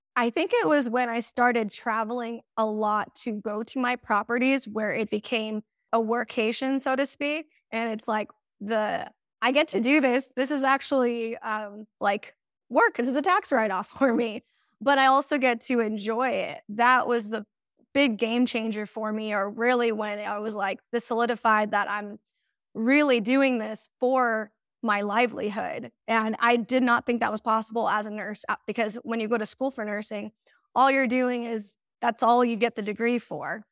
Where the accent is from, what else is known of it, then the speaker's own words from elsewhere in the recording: Banning, California, United States; I am from Southern California, specifically um, banning or the Inland Empire